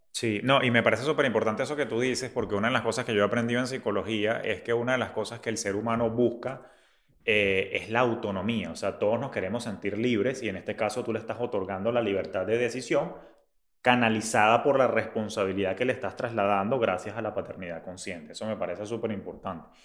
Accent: Venezuela

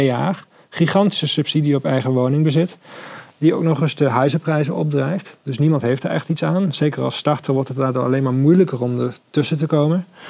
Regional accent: Maastricht, Limburg, Netherlands; ik kom zelf uit Maastricht oorspronkelijk

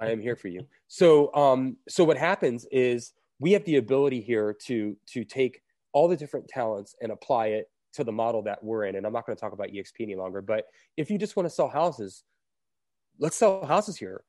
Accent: Fort Lauderdale, Florida, United States; now in Asheville, United States; it's my hometown

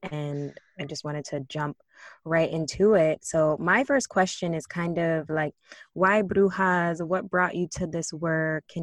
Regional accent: Brooklyn, New York, United States; We are Afro Latina identical twins, born and raised in Brooklyn.

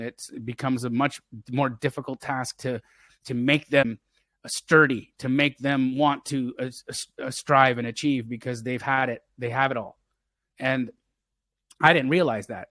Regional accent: Calgary, Alberta, Canada; I grew up in Calgary, Alberta, Canada

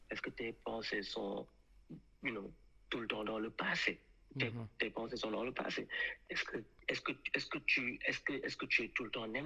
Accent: France; Je sais que je suis un français.

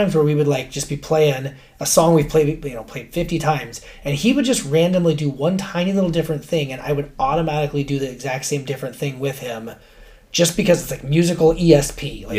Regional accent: Alaska, United States; growing up in Alaska

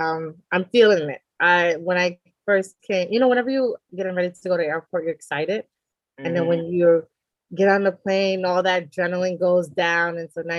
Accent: New York City, New York, United States; also born or lived in Conakry, Guinea; So I was born in Guinea, Conakry. but raised in New York City.

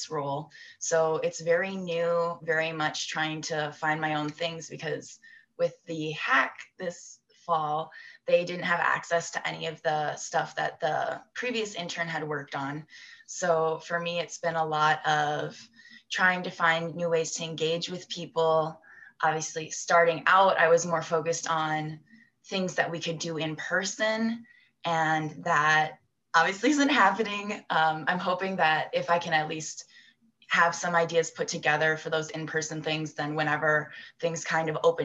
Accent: United States; moved away as an adult; also born or lived in Newcastle, United Kingdom; I'm from the States

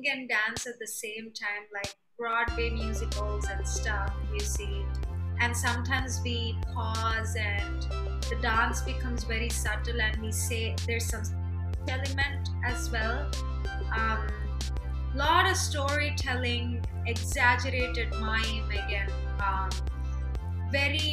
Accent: Hyderabad, Telangana, India; moved away as an adult; also born or lived in Cincinnati, Ohio, United States; now in New York City, United States; I was actually born in Cincinnati, Ohio. It's boring. Okay. But I grew up in Hyderabad, India.

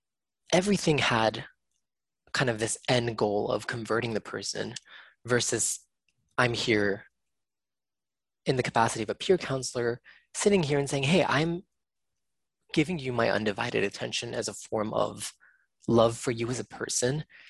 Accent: United States; that was my experience as an Asian American kid growing up in the States

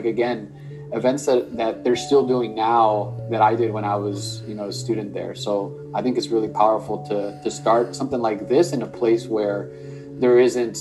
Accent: Los Angeles, California, United States; moved away as an adult; also born or lived in Berkeley; I'm from Los Angeles, and when I went to Berkeley, which is 8 hours north, I've never been to the Bay

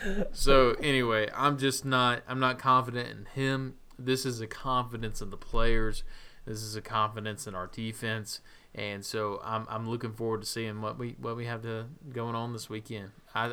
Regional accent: Georgia, United States; Growing up in South Georgia, just a quick trip over to Jacksonville.

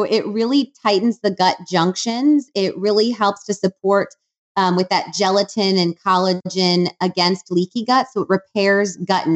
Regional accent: Wisconsin, United States; now in Austin, United States; I'm from Wisconsin

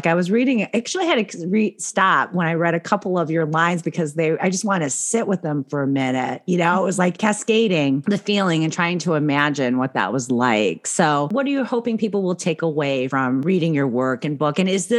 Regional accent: Philippines; born there; like my family in California, when I would go back to the Philippines, they're like, you're going back home. So I was born in the Philippines.

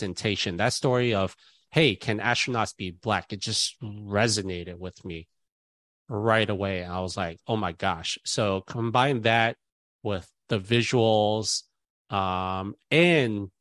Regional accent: New York City, New York, United States; I'm New York City, born and raised

